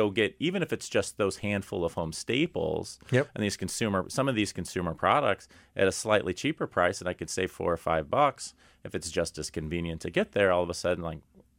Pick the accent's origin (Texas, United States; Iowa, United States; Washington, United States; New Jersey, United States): Texas, United States; and always good to have a fellow Texan call in, David, I'm also a Texan.